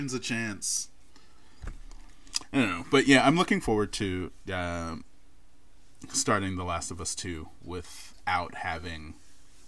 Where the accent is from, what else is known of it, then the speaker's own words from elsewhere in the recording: New York City, New York, United States; We're two millennials from New York, not from Queens